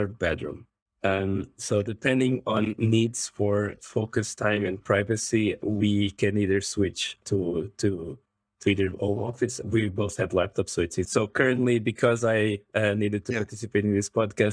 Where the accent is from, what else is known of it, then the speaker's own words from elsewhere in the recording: Macau; moved away; I grew up in Macau, so I always enjoyed the Asian culture